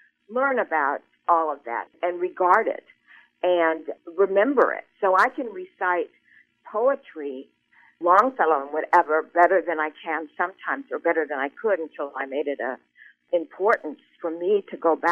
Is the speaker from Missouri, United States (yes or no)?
yes; Columbia, Missouri, United States; I grew up in Colombia